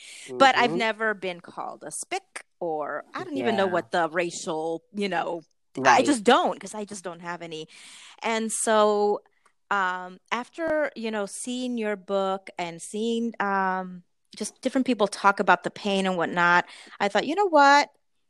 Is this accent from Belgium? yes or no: no; Puerto Rico; also born or lived in United States; And so from the time I was 10 years old until 20, I lived in Puerto Rico. So basically my formative years.